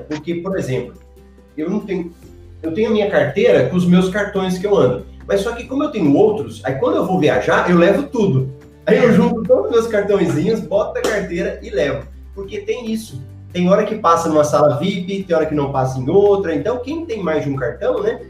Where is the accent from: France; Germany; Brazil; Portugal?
Brazil; Goiânia, Goiás; Eu sou de Goiânia